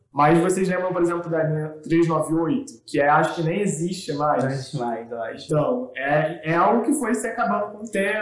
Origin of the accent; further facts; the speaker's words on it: Rio de Janeiro, Brazil; Eu me recordo muito da minha infância ali na Estrada da Posse. Eu morava na Estrada da Posse